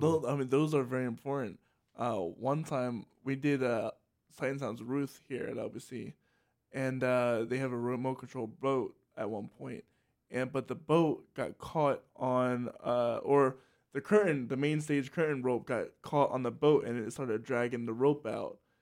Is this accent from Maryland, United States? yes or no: yes; Salisbury, Maryland, United States; moved away; I grew up in Salisbury, Pennsylvania, uh, Sals-, Salisbury, Pennsylvania, Salisbury, Maryland